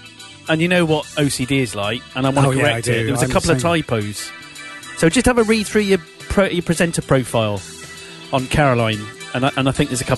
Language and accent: English; Gloucester, South West England, United Kingdom; accent: Gloucester; You don't always like the accent from the place you come from. So I tried to lose my Gloucester accent a bit.